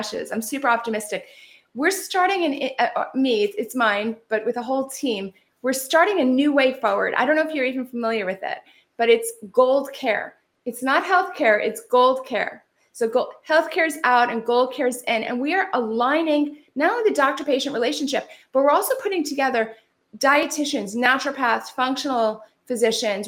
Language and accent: English; California, United States; I'm from California